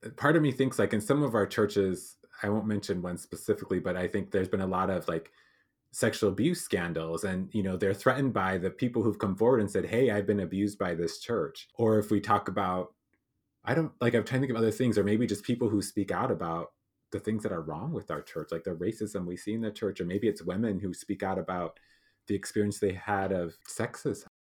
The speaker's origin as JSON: {"language": "English", "region": "South Dakota", "country": "United States", "tie": "born or raised there", "said": "I grew up in South Dakota"}